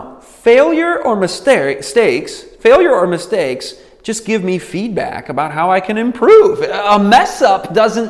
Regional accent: Michigan, United States; I grew up in Michigan

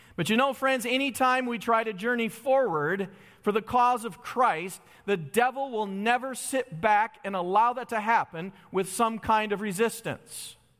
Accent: Holly, Michigan, United States; I grew up in Holly, Michigan

